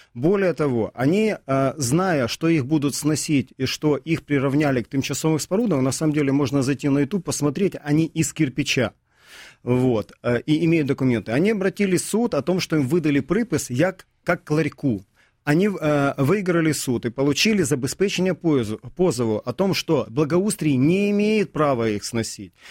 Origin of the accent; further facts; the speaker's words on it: Kyiv, Ukraine; как для коренного жителя киевлянина